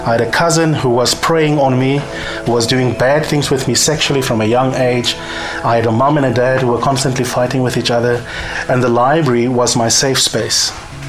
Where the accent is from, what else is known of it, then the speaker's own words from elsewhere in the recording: Eastern Cape, South Africa; The Eastern Cape is the boxing province of this country. So I'm from the Eastern Cape, and I grew up in a family